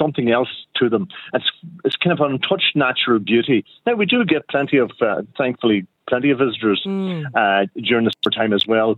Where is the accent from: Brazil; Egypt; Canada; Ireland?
Ireland; Downings area, County Donegal, Ulster; grew up in Kerrygarts in the Downings area